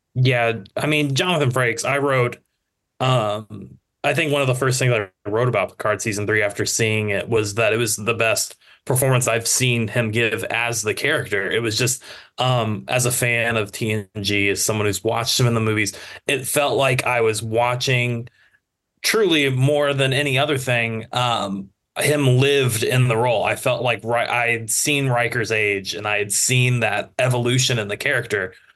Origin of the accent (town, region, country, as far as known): United States